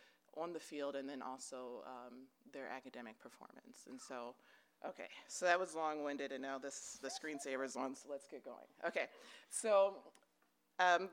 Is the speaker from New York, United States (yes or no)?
no; Baltimore, Maryland, United States; now in Denver, United States; I grew up in Maryland, specifically in and around Baltimore